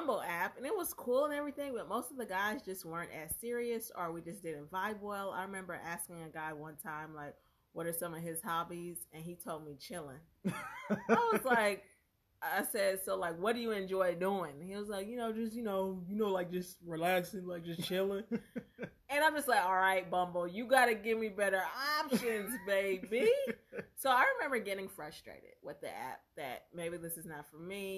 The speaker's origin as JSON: {"language": "English", "region": "Alabama", "country": "United States", "moved": "yes", "said": "I'm from Alabama"}